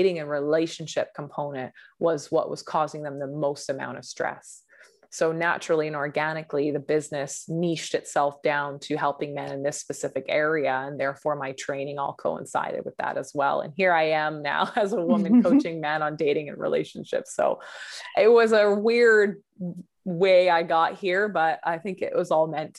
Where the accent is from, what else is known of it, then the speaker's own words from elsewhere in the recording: Vancouver, British Columbia, Canada; I grew up in Vancouver, BC.